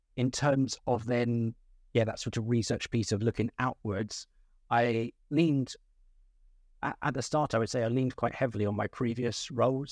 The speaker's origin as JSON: {"language": "English", "town": "Ashford", "region": "South East England", "country": "United Kingdom", "tie": "born or raised there", "said": "I grew up in Ashford in Kent, um, in the southeast of England."}